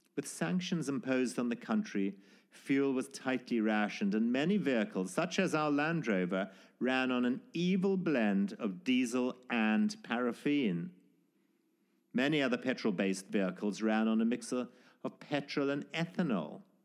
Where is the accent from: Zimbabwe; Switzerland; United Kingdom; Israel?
Zimbabwe; born or raised there